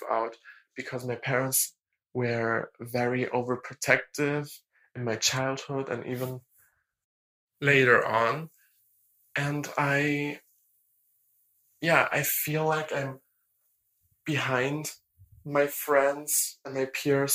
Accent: Germany; English is a second language; I'm 19 and I'm from Germany

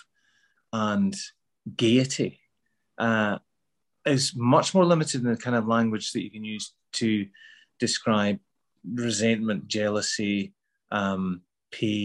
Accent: Glasgow, Scotland, United Kingdom; accent: Glasgow; also born or lived in Midlands, England; when I moved back to Glasgow in the mid-70s, I didn't feel like I fitted in at all, you know. I had to change my accent back from, because I had a Midlands accent when I was a kid. So I had to sort of change that back to a Glasgow accent

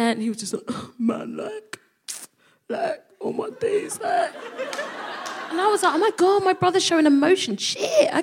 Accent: London, United Kingdom; I would call myself a Nigerian Londoner because I felt like London was such, that was my identity

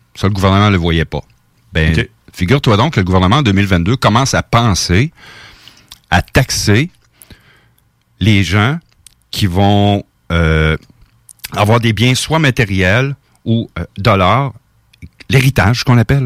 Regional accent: Portneuf region, Quebec, Canada; je suis natif de la région de Portneuf

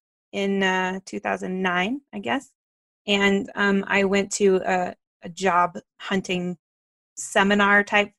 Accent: Dallas, Texas, United States; now in Colorado, United States; I am from North Texas. I'm from the Dallas area

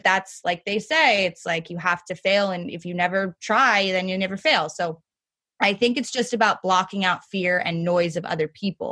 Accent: New York City, New York, United States; growing up in New York City and going to private school

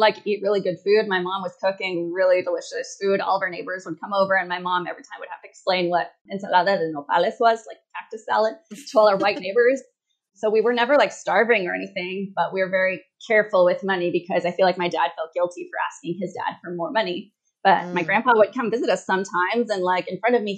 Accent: Washington, United States; moved away as an adult; also born or lived in Morelia, Michoacán, Mexico; now in Playa del Carmen, Mexico; I was born in Morelia, Michoacan, immigrated to the U.S. when I was 3 to Washington State

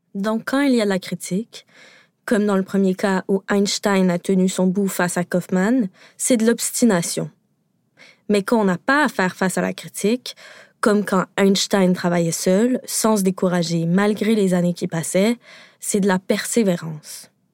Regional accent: Quebec, Canada; je suis québécoise

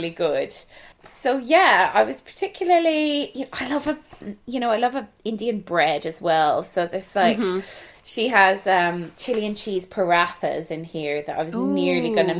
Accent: Galway, Connacht, Ireland; accent: Galway; my Galway accent.

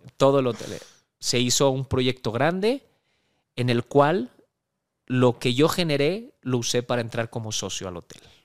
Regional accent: Mexico; llegar como mexicano, como extranjero a, Centroamérica

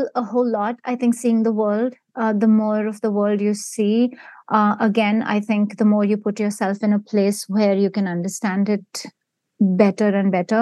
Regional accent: Mumbai, Maharashtra, India; moved away as an adult; now in United States; I grew up in India and I've, you know, most of my adult life has been here.

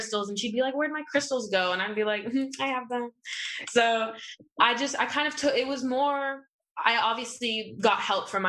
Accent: Los Angeles, California, United States; also born or lived in Inglewood / Santa Monica; I was born here in LA.

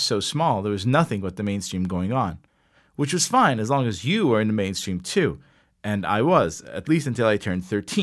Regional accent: Herzliya, Tel Aviv District, Israel; first language Hebrew; English is a second language; I came from Herzliya, and I wanted to listen to music in my own language

